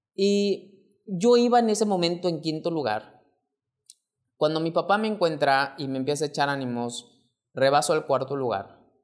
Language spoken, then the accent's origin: Spanish; Mexico; mexicano, emprendedor y empresario